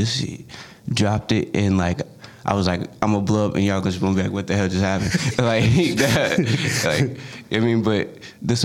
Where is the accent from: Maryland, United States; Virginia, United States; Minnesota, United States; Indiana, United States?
Maryland, United States; born or raised there; also born or lived in North Carolina